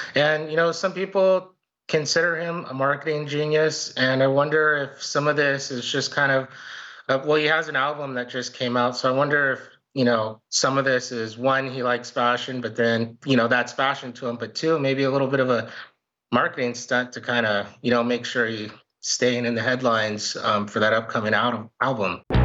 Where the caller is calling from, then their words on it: Porterville, California, United States; calling from Porterville, California